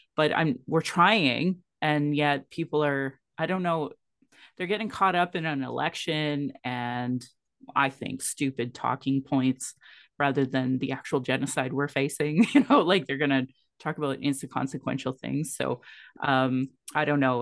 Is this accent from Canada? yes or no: yes; Calgary, Alberta, Canada; I was born in Calgary, or in Blackfoot Moquiscus